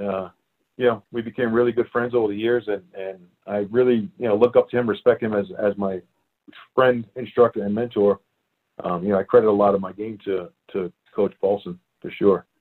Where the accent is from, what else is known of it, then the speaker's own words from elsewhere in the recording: New York City, New York, United States; moved away as an adult; also born or lived in Staten Island, New York; now in Prescott, United States; I grew up in uh, Brooklyn, New York. I'm originally a Brooklyn boy, and uh, I lived there until I was probably like uh, I think it's ten or eleven